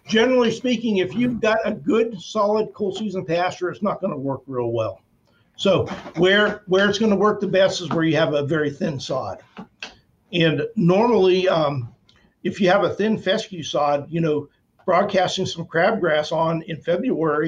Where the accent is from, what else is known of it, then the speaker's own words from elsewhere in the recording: Northeast Ohio, United States; moved away as an adult; I came from Northeast Ohio